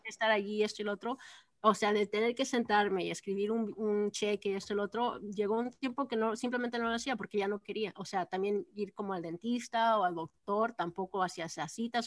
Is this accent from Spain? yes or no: no; Texas, United States; yo crecí en Texas